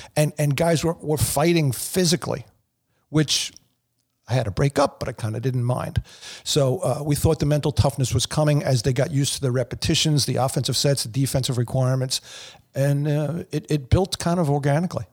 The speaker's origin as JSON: {"language": "English", "town": "East Meadow", "region": "New York", "country": "United States", "tie": "born or raised there", "said": "I played Saint Raphael C Y L in East Meadow"}